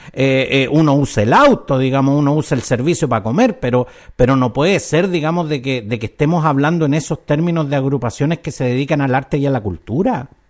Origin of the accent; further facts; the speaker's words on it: Chile; en Chile justamente eh, eh, nos pasa esto, que somos, somos como tan desapegados